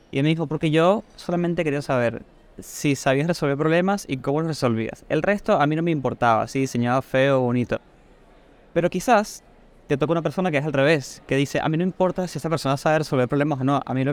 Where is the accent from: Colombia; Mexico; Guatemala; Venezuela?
Venezuela; now in Argentina; tengo Argentina ya siete años, pero soy de Venezuela, así que es, probable que mi acento lo noten como medio raro, como deformado, ¿no?